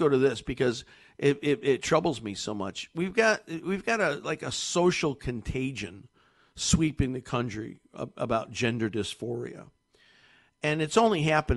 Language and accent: English; Connecticut, United States; I'm born and raised here. I've lived my whole life in Connecticut.